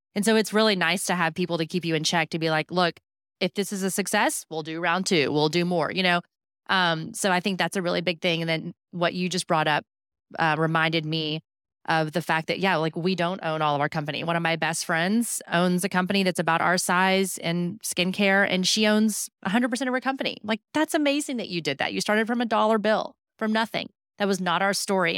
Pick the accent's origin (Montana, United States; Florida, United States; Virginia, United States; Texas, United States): Texas, United States; Houston; I grew up in Houston